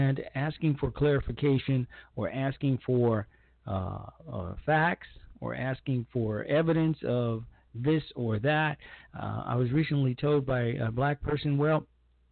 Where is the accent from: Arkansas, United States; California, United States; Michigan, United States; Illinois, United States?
Illinois, United States; Chicago; I'm a native of Chicago, Illinois, and I'm a native of the south side of Chicago